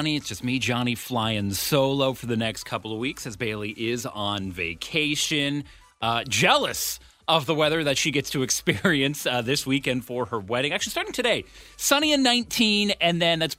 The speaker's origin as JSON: {"language": "English", "town": "Ottawa", "region": "Ontario", "country": "Canada", "tie": "born or raised there", "moved": "yes", "said": "my hometown"}